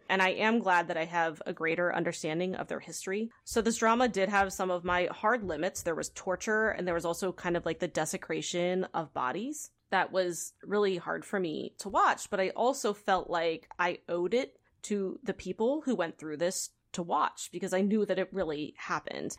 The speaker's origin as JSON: {"language": "English", "country": "United States", "said": "as an American"}